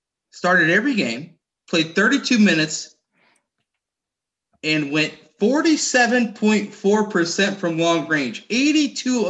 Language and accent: English; Indianapolis, Indiana, United States; my hometown here in Indy